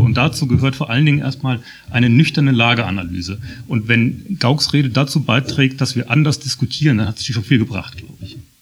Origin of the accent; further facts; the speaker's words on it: Germany; als Deutsche